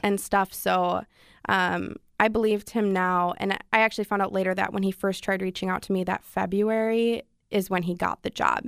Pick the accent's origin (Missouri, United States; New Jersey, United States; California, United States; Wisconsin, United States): Wisconsin, United States; moved away; I'm from Wisconsin